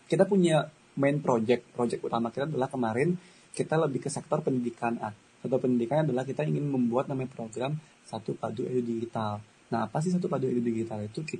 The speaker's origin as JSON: {"language": "Indonesian", "region": "Bali", "country": "Indonesia", "tie": "born or raised there", "said": "aku orang Bali, maksudnya aku selama ini besar dibesarkan di Bali"}